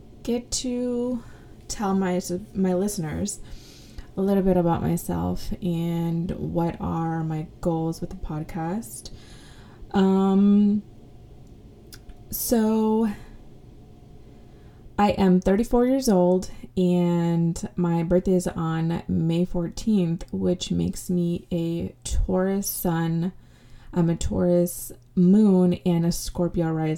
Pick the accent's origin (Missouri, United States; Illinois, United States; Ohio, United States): Illinois, United States; Rockford; I was born in Rockford, Illinois